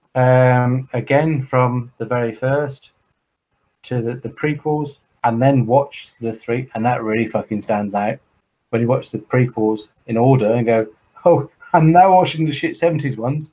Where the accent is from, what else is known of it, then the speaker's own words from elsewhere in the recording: Croydon, London, United Kingdom; I'm an Indian from Croydon